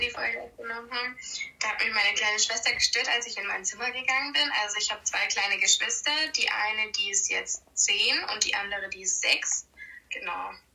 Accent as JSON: {"language": "German", "region": "Baden-Württemberg", "country": "Germany", "said": "bei uns in Baden-Württemberg"}